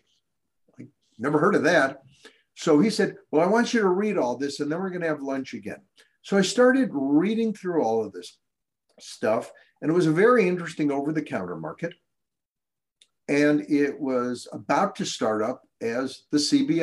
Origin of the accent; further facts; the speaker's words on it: Evanston, Illinois, United States; also born or lived in South Side of Chicago / Boston, Massachusetts / London; I was born in the South Side of Chicago. And when the Great White Flight occurred from South Shore, we moved up to Evanston, Skokie area. I finished up my education at Evans Township High School